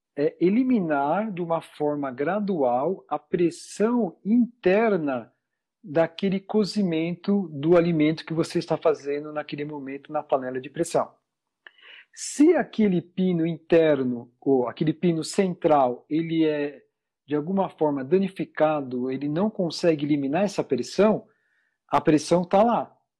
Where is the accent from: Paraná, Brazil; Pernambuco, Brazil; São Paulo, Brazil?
São Paulo, Brazil; Sou de, de São Paulo, é, aqui no meio da, da muvuca toda aqui